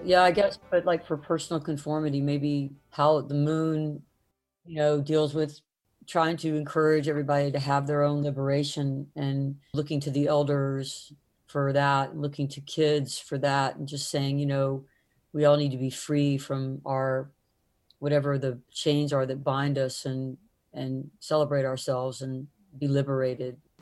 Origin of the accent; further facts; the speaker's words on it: the South, United States; growing up in the South